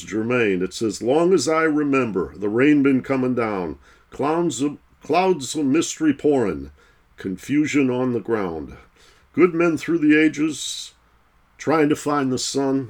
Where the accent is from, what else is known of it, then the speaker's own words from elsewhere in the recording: United States; I'm the American